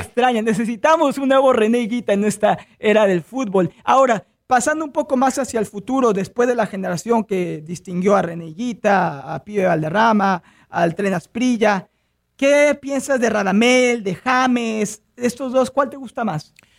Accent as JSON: {"language": "Spanish", "country": "Mexico", "moved": "yes", "lives_now": "Palm Beach County, United States", "said": "yo soy mexicano"}